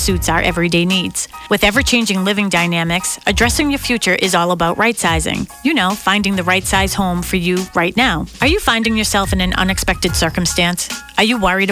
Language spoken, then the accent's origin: English; Boston, Massachusetts, United States; I grew up in Dorchester